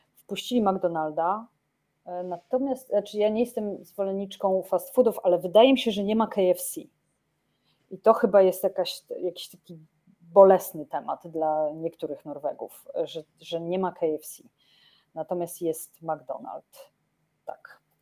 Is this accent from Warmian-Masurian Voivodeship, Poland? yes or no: yes; Olsztyn, Warmian-Masurian Voivodeship, Poland; now in Oslo, Norway; wyjściowa jestem z Olsztyna